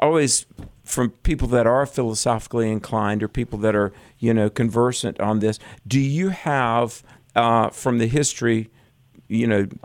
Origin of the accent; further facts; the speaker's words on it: North Carolina, United States; my home state of North Carolina